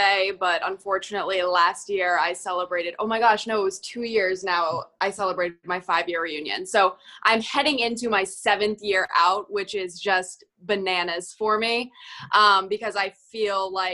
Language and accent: English; Massachusetts, United States; I'm from Massachusetts